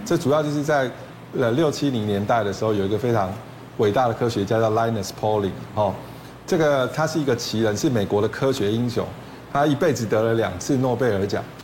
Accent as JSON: {"language": "Chinese", "country": "Taiwan", "said": "草酸钙就是我们台湾人结石第一名最多的一种啊"}